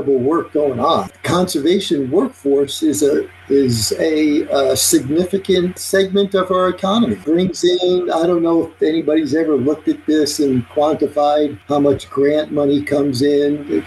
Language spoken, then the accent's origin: English; Long Beach, New York, United States; now in Maui, United States; I grew up in Long Beach, New York